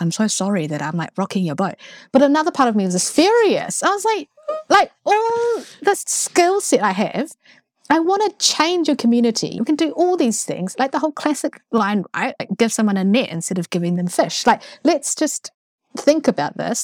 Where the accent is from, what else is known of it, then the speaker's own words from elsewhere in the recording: Christchurch, Canterbury, New Zealand; accent: strong New Zealand; also born or lived in Taiwan; I, uh, was born in Taiwan and, uh, my family moved here to Christchurch, uh, when I was five, and then I grew up in Christchurch and did all my schooling there